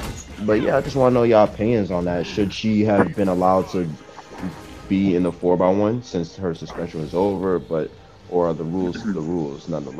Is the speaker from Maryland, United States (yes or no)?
no; Newark, New Jersey, United States; we are from North New Jersey, you feel me? The brick city.